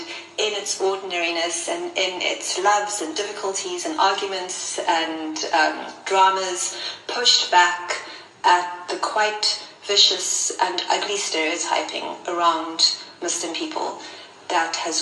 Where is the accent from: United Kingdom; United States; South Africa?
South Africa; Cape Town, Western Cape; I grew up in what I think of as a very Cape Townian family, because it was extremely diverse. And I grew up in Mormay State, which some of you will know is quite close to District 6